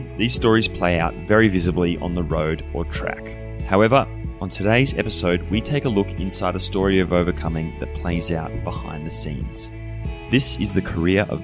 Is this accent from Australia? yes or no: yes; Australia; moved away; Being an Australian